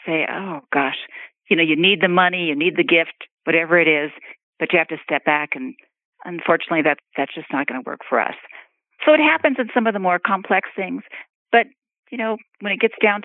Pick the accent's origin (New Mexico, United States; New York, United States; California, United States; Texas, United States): California, United States; Southern; I grew up in Southern California car culture